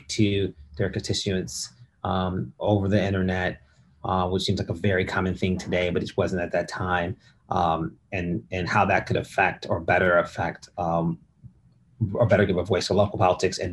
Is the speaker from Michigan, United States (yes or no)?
yes; Detroit, Michigan, United States; moved away as an adult; also born or lived in South Africa / Massachusetts / New York; now in Los Angeles, United States; I am originally from Detroit, Michigan, where I was born and raised.